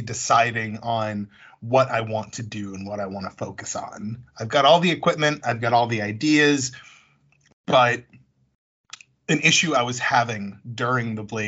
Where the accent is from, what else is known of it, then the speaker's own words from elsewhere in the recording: Worcester, Massachusetts, United States; I grew up in Worcester